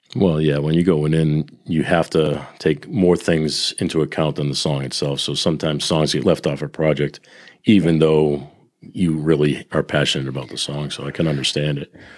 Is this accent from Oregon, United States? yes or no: no; Boston, Massachusetts, United States; being a Bostonian